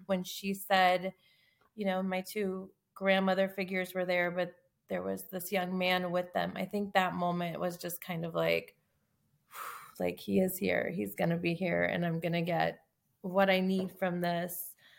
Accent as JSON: {"language": "English", "town": "Tucson", "region": "Arizona", "country": "United States", "said": "I'm from Tucson, Arizona"}